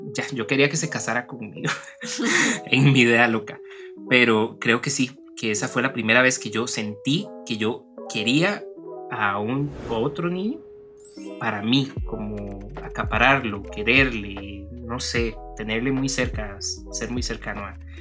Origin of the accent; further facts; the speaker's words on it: Turrialba, Cartago, Costa Rica; yo que crecí en el centro de Turrialba